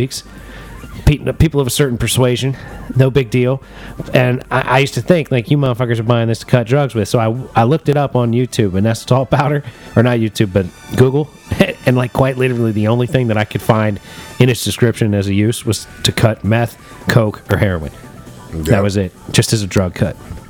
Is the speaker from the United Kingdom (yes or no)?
no; United States; As an American